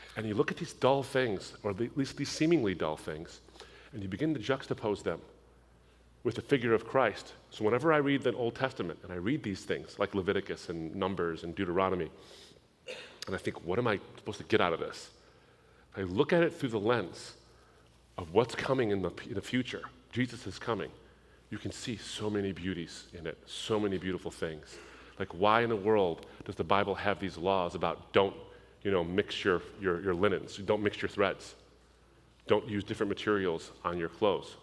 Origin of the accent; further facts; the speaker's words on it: United States; I was born in the United States, but I come from a Middle Eastern background.